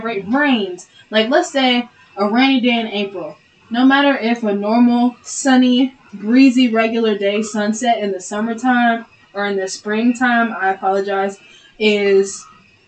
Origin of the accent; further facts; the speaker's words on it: Bristow, Oklahoma, United States; also born or lived in Depew, Oklahoma; we're from Bristow, Boley, and Slick. We're from the country.